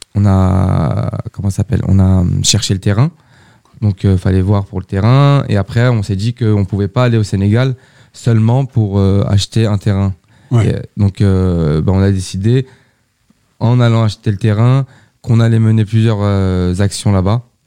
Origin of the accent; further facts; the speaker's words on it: Sartrouville, Île-de-France, France; je suis habitant de Sartrouville depuis 29 ans